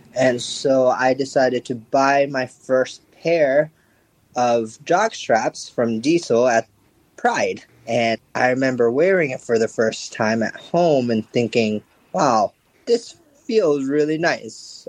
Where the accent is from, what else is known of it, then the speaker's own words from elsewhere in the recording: Japan; moved away as an adult; also born or lived in United States; I was born and raised here in Japan and moved to the US for a little bit and finished my college and everything there. I moved back to Japan about five years ago